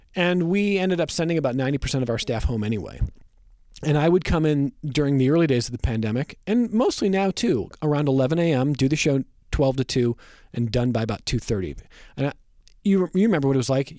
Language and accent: English; Westlake, Ohio, United States; now in Rochester, United States; I grew up in Northeast Ohio listening to Joe Tate do Cavs games on the radio